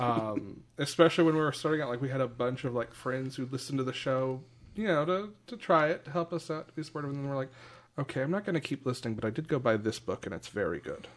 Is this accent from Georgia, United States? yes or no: yes; Dalton, Georgia, United States; I'm from Dalton